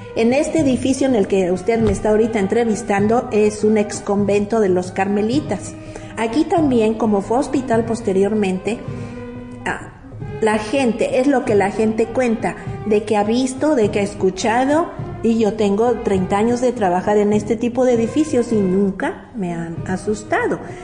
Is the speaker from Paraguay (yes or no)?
no; Mexico; en México tenemos como mexicanos una costumbre